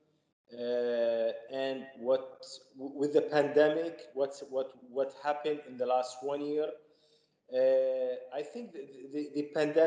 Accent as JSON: {"language": "English", "country": "Saudi Arabia", "said": "I'm from Saudi Arabia"}